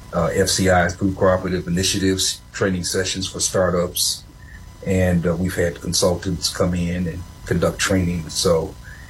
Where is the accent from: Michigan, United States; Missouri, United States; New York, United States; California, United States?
Michigan, United States; Flint; moved away as an adult; now in South Carolina, United States; I grew up in Flint, Michigan